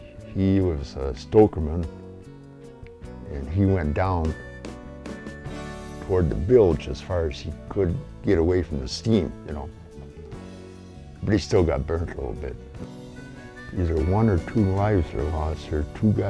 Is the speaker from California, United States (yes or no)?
no; Rogers City, Michigan, United States; I was born in Rogers City, youngest of the family of six